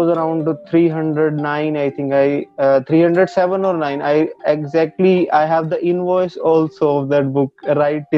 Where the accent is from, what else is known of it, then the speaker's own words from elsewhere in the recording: Karnal, Haryana, India; I'm basically from Karnal, Haryana